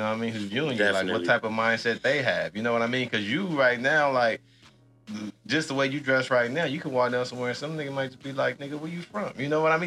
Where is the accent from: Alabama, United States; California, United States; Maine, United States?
California, United States; Los Angeles; black kid growing up in South Central